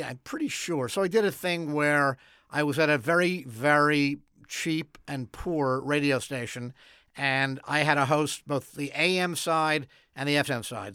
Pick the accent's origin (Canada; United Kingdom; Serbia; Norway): Canada; Montreal, Quebec; moved away as an adult; now in Los Angeles, United States; growing up in Montreal